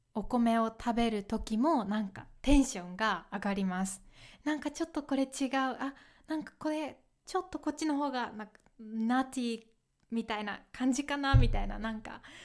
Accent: Kyoto, Japan; moved away; also born or lived in Okayama Prefecture; 私は京都出身なので

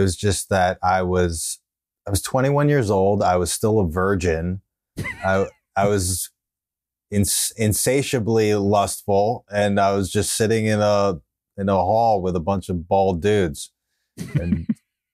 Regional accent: Westchester, New York, United States; also born or lived in Okayama, Japan; Yeah, I'm from Westchester, the suburbs of the city.

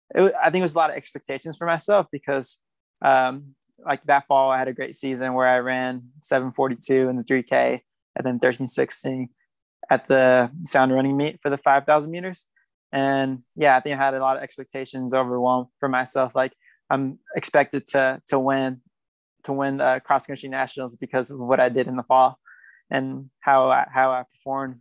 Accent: Fairfield, California, United States; accent: American; also born or lived in Guatemala; now in Flagstaff, United States; I grew up in Northern California and Northern California is really diverse

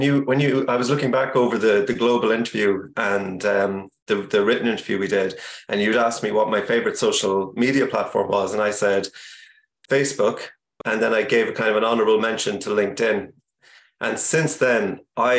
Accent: Ireland; also born or lived in Cork / Kentucky; I'm Irish. We live in Cork, but I'm actually chatting to you right now from Kentucky

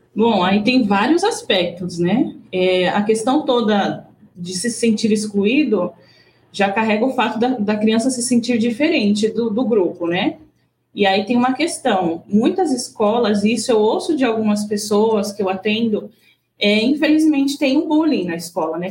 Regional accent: Brazil; now in Japan; nós, como bons brasileiros

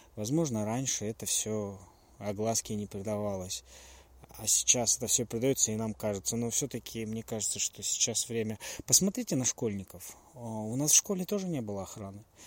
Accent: Russia; я родился и жил в России

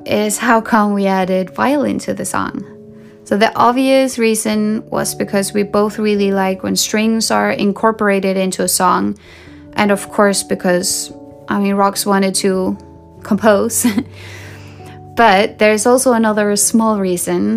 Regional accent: Sweden; I grew up in Sweden, the country of pop

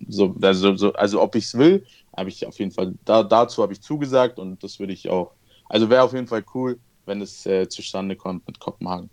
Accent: Munich, Bavaria, Germany; in München äh, wo ich auch selbst wohne. Also ich bin ja auch Münchner

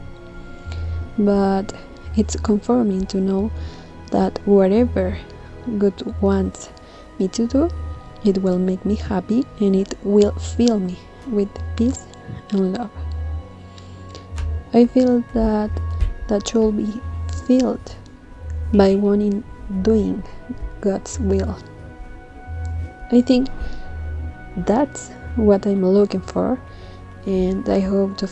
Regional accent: Chile; from Chile

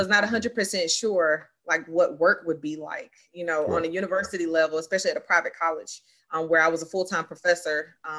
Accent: Greenville, North Carolina, United States; moved away as an adult; also born or lived in Durham, North Carolina; now in Raleigh, United States; born and raised Eastern North Carolina. All my life been in Eastern North Carolina.

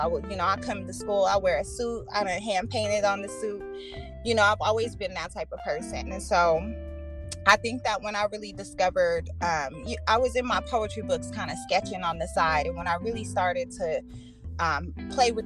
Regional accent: Aurora, United States; I started a festival in my hometown in Aurora

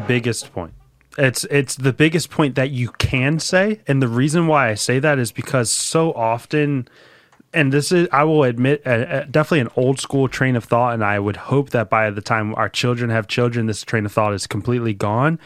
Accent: Philadelphia, Pennsylvania, United States; I grew up in the city of Philadelphia. I grew up in Roxborough, though, which is, like, on the outskirts.

